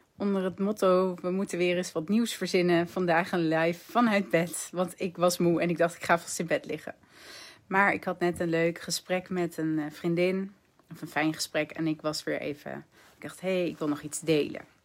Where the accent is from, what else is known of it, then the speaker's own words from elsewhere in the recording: Netherlands; als Nederlanders